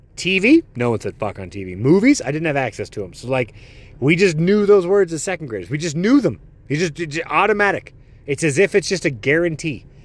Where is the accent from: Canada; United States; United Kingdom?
United States; also born or lived in Netherlands; my parents were born here, like, I can't claim, like, I'm American